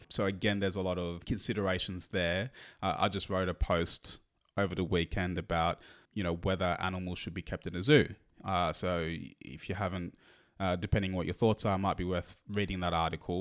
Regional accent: Australia; we're Australian, so we we're not really exposed to the thank, Thanksgiving culture

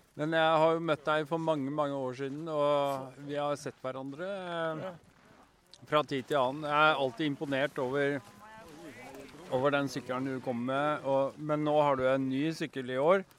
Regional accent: Norway; vi som er norske

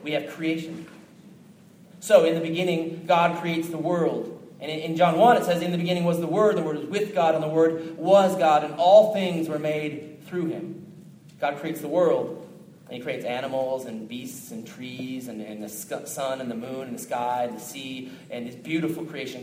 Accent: Minneapolis, Minnesota, United States; moved away; I came from Minneapolis, Minnesota originally

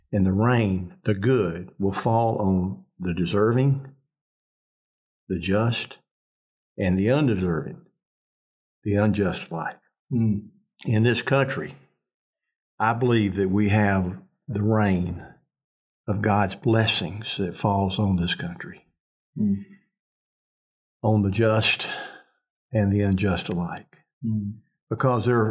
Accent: Mississippi, United States; when I was a kid growing up in Mississippi

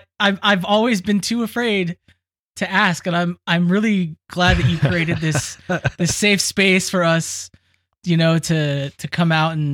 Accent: England, United Kingdom; I'm an Englishman. I'm a bachelor of the English, of the science of English

